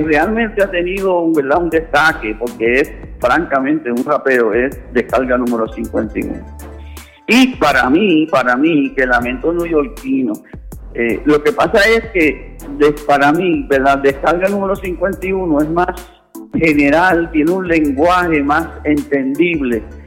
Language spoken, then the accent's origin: Spanish; Puerto Rico; yo soy producto de Puerto Rico